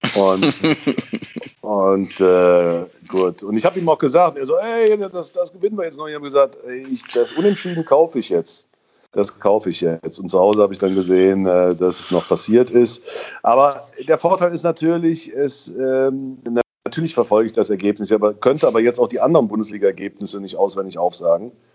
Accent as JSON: {"language": "German", "town": "Köllerbach", "region": "Saarland", "country": "Germany", "tie": "born or raised there", "said": "in meinem Heimatort in Köllerbach, bei den Sportfreunden Köllerbach, Saarlandliga"}